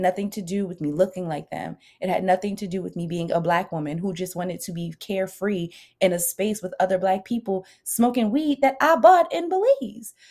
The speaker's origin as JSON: {"language": "English", "country": "United States", "said": "We as Americans"}